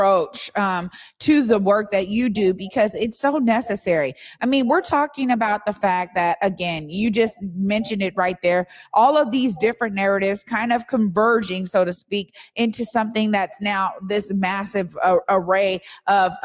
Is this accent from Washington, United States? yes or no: yes; Seattle, Washington, United States; I grew up in the Central District